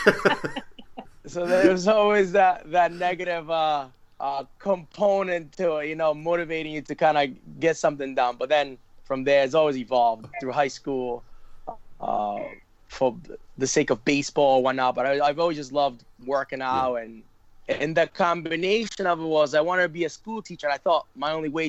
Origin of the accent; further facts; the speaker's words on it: Providence, Rhode Island, United States; also born or lived in Dominican Republic; grew up in Providence.